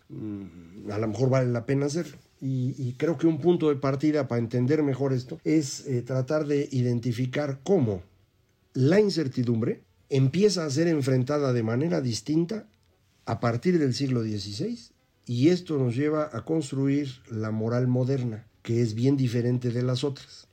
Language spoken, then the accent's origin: Spanish; Mexico; nosotros funcionamos en México